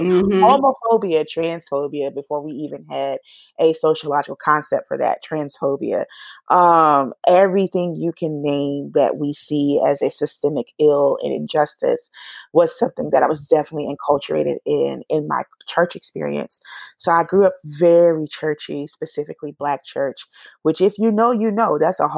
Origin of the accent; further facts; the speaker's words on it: Atlanta, Georgia, United States; also born or lived in Tallahassee, Florida / Portal, Georgia; I actually was born in Tallahassee, Florida, raised here in Atlanta, Georgia, which is where I have spent the majority of my life